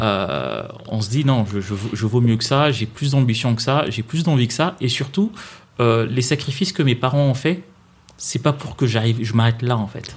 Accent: Kinshasa, DR Congo; moved away as an adult; now in France; je viens d'où je, viens, de Kinshasa

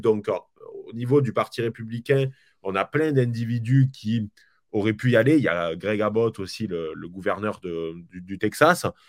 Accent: France; chez nous en France

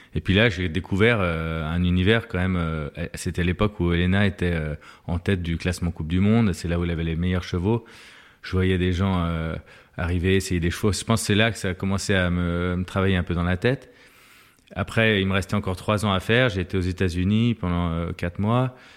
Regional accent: Lyon, Auvergne-Rhône-Alpes, France; Je suis lyonnais

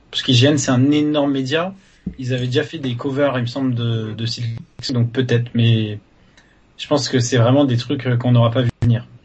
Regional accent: France; accent: French; j'ai le droit de dire Call et parler avec mon accent français en anglais

